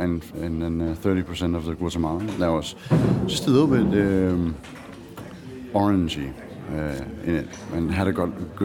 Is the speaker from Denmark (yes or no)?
yes; Aarhus, Central Denmark Region, Denmark; English is a second language; I'm from Mokkerhausen, Aarhus.